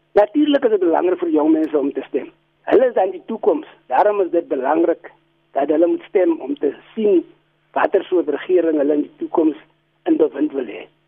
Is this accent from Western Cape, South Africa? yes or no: no; Barkly West, Northern Cape, South Africa; ek is van Buckley West